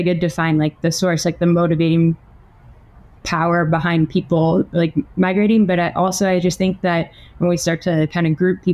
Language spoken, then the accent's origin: English; United States; now in San Pedro Sula, Honduras; I was born in the States